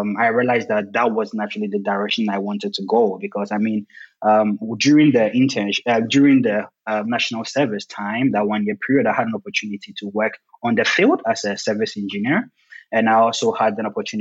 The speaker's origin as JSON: {"language": "English", "country": "Ghana", "moved": "as an adult", "lives_now": "Germany", "said": "I'm originally from Ghana."}